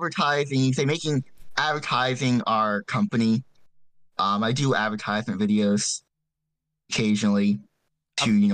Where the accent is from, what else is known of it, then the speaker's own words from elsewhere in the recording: New Jersey, United States; we are from New Jersey